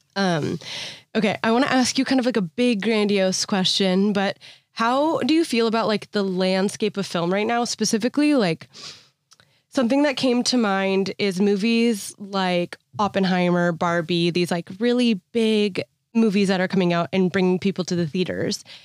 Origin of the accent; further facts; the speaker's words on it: Bay Area, California, United States; I'm from the Bay Area